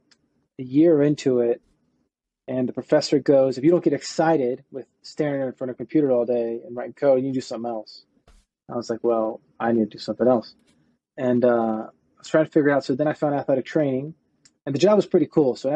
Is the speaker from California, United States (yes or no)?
no; Cincinnati, Ohio, United States; moved away as an adult; also born or lived in Virginia; my undergrad was at Northern Kentucky University because I grew up near Cincinnati